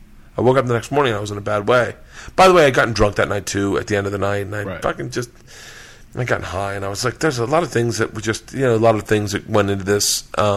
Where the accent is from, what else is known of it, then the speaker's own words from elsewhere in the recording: Tampa, Florida, United States; moved away as an adult; also born or lived in Tallahassee / Los Angeles; I grew up in Tampa, went to school in Tallahassee.